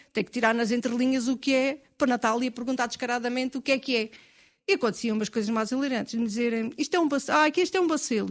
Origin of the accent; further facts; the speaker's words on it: Castelo de Vide and Marvão, Alentejo, Portugal; Eu conhecia os meus, da região de Castelvido e Marvão, que é onde cresci